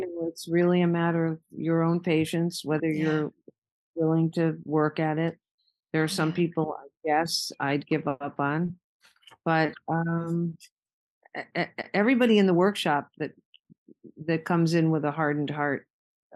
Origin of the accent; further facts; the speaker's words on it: West Hartford, Connecticut, United States; moved away as an adult; now in Martha's Vineyard, United States; I had moved to the Vineyard from West Hartford